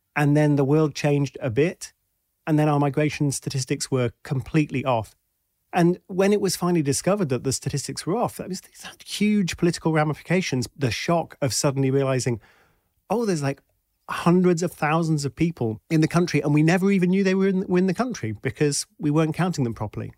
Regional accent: United Kingdom; also born or lived in Washington, D.C.; I'm British

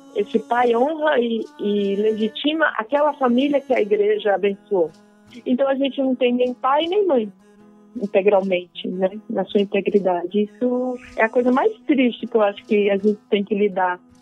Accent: Brazil; nós brasileiros

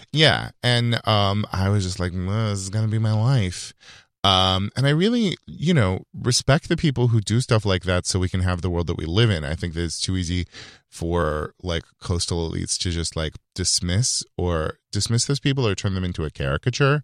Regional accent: Yuba City, California, United States; born or raised there; moved away

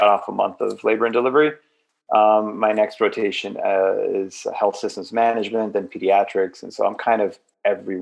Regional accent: Miami Beach, Florida, United States; moved away as an adult; also born or lived in Grand Rapids, Michigan; now in Michigan, United States; I grew up in Miami Beach, Florida, to immigrant parents

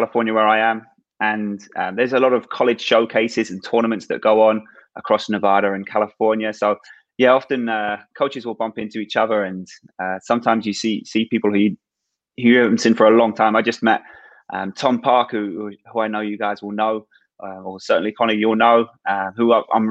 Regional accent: Pulham Market, East of England, United Kingdom; moved away as an adult; also born or lived in Norwich; now in United States; I'm originally from Norwich, or the Norwich area. I grew up in a village called Puller Market in the south of Norfolk

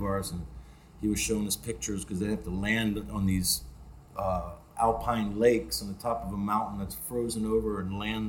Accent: Pennsylvania, United States

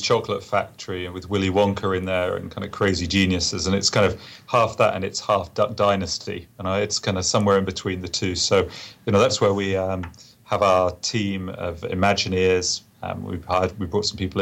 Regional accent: England, United Kingdom; moved away; me being an Englishman

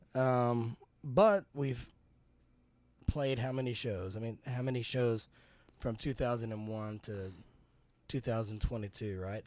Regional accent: Texas, United States; I'm from Texas

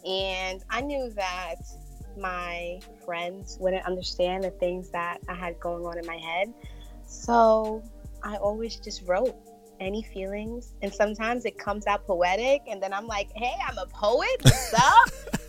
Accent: New York, United States; Yes, I was.

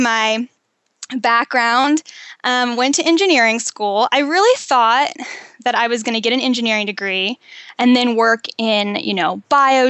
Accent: Western Maryland, United States; also born or lived in Pittsburgh, Pennsylvania / Namibia; now in San Diego, United States; I grew up in Western Maryland, and I was raised pretty middle class

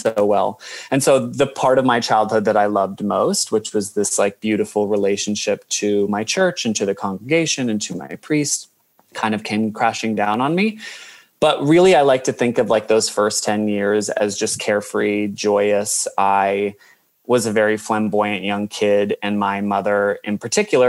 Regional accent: United States; moved away as an adult; now in Australia; I'm from America

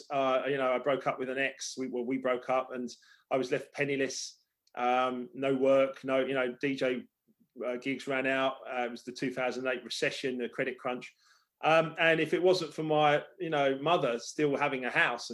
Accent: Hampton Hill, London, United Kingdom; also born or lived in Esher, Surrey; where I grew up in Hampton Hill

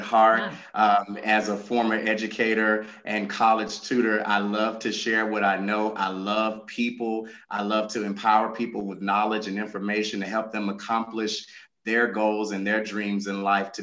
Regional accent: Columbus, Mississippi, United States; I was born and raised in Columbus, Mississippi.

